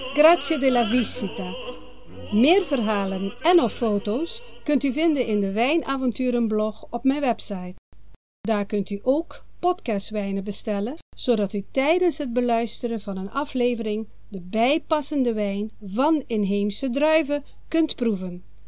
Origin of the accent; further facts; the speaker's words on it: Aruba; moved away; het Papiamento, de taal van het eiland Aruba, waar ik ben geboren en getogen